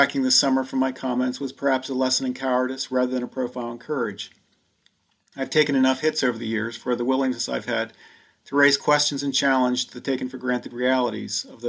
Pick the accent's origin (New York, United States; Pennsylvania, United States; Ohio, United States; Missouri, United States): Pennsylvania, United States; Elizabethtown; the little church down the street in my hometown